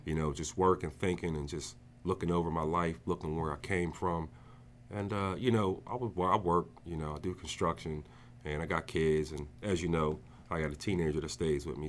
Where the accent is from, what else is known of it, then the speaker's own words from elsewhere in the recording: New Jersey, United States; moved away as an adult; now in Pittsburgh, United States; I'm originally from New Jersey. I grew up there most of my life. Um, around the age of eighteen, I moved to Pittsburgh